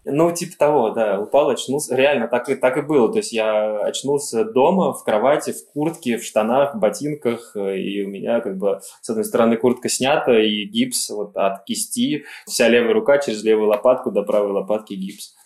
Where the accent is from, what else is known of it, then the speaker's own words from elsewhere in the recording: Elektrostal, Moscow Oblast, Russia; Электросталь мой родной город